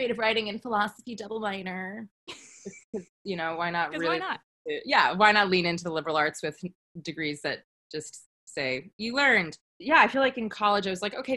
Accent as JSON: {"language": "English", "region": "New York", "country": "United States", "tie": "born or raised there", "moved": "yes", "lives_now": "Santa Monica, United States", "said": "I grew up in New York"}